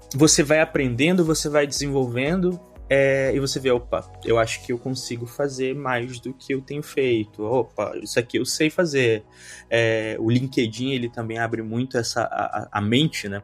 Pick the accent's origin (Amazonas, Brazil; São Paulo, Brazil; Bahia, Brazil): Amazonas, Brazil; Manaus; moved away as an adult; now in Skopje, North Macedonia; Eu sou de Manaus, Amazonas, extremo norte aí do Brasil